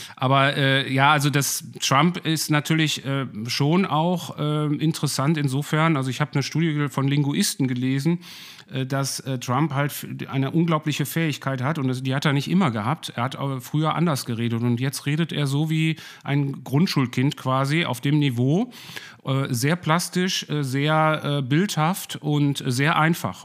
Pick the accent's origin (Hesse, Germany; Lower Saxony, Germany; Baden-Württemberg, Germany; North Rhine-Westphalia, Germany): North Rhine-Westphalia, Germany; Ruhr area; ich komme aus dem Ruhrpott, bin hier in der Nähe aufgewachsen